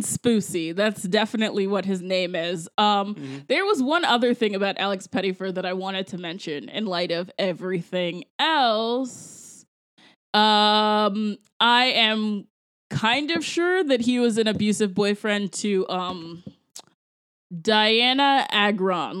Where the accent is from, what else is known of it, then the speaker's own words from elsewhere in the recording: Jamaica; I am actually a Jamaican person